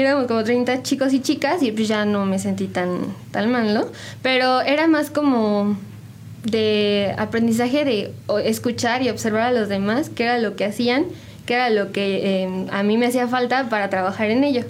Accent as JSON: {"language": "Spanish", "town": "San Juan del Río", "region": "Querétaro", "country": "Mexico", "tie": "born or raised there", "moved": "as an adult", "lives_now": "Querétaro, Mexico", "said": "Soy originaria, bueno, nací en Querétaro, pero eh, me crecí aquí."}